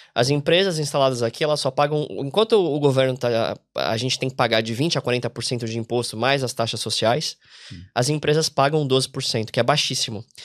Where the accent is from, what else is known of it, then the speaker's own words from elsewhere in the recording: Brazil; moved away as an adult; also born or lived in São Paulo; now in Ireland; a gente vem aqui como brasileiro